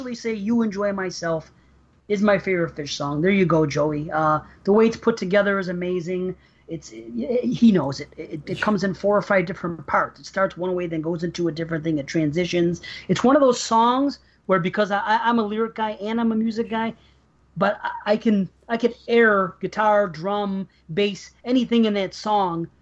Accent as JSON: {"language": "English", "town": "Buffalo", "region": "New York", "country": "United States", "said": "I'm from New York, but I'm from Buffalo"}